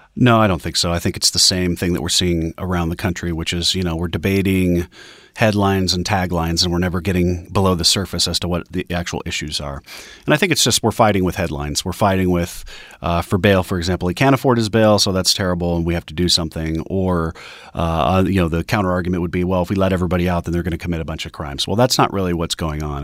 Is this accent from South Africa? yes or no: no; Denver, Colorado, United States; my hometown of Denver